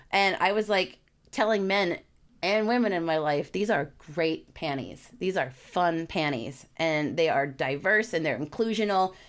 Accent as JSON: {"language": "English", "region": "New York", "country": "United States", "said": "I'm a New Yorker"}